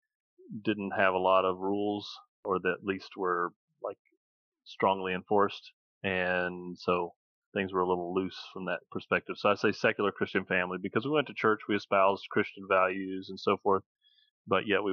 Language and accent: English; Asheville, North Carolina, United States; I was born in Asheville, North Carolina, in the United States